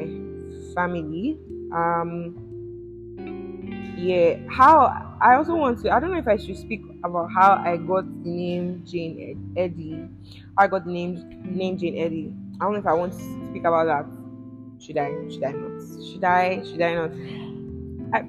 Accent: Edo, Nigeria; I'm from Edo State in Nigeria

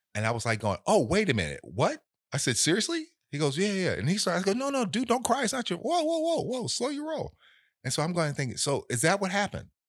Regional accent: Los Angeles, California, United States; I was born in South Central

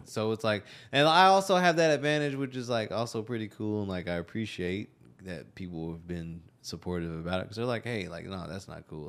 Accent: Texas, United States; also born or lived in Austin; I'm not from Austin, but I've been in and out of the area for ten years, ten, eleven years. Like, I'm a Texas kid

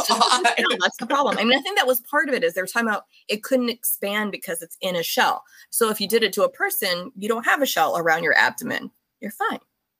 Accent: Orange County, California, United States; also born or lived in Pennsylvania; I grew up in Orange County. So I've pretty much always been in this area other than originally Pennsylvania, but been out here.

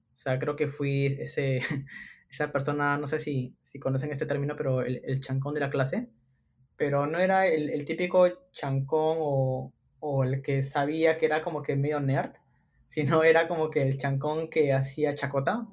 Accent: Lima, Peru; soy limeño de nacimiento

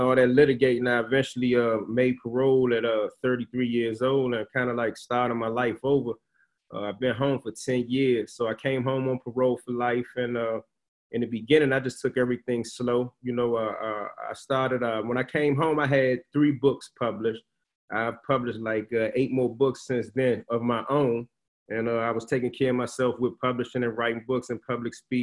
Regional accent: Washington, District of Columbia, United States; I'm a Washingtonian native, born and raised in Washington, D.C., Northwest Washington, D.C.

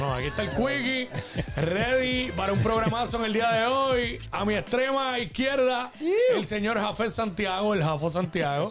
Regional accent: Cabo Rojo, Puerto Rico; somos de Cabo Rojo los tres

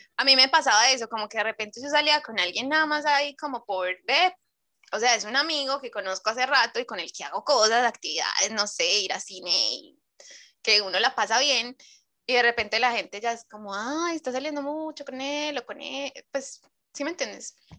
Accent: Medellín, Antioquia, Colombia; now in Chile; yo vengo de la ciudad de la eterna primavera

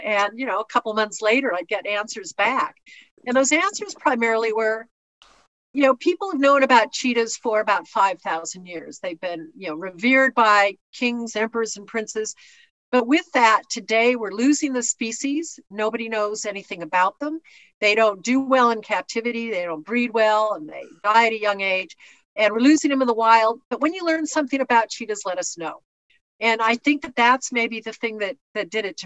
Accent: California, United States; also born or lived in Birmingham, Michigan; now in Namibia; we moved when I was four to California

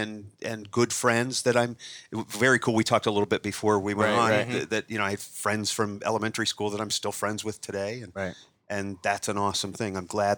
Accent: Warren, Ohio, United States; I'm a comedian, magician, born and raised in Warren, Ohio. Still live in the Warren area in Newton Falls.

